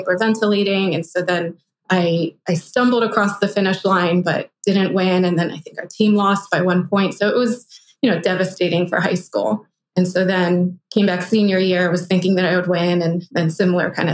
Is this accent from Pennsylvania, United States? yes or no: yes; Philadelphia, Pennsylvania, United States; I went to a public high school where I grew up in Philadelphia